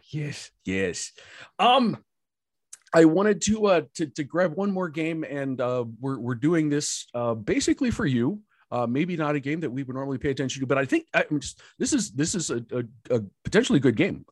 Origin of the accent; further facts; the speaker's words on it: Columbus, Ohio, United States; I grew up in Columbus. I'm playing for Upper Arlington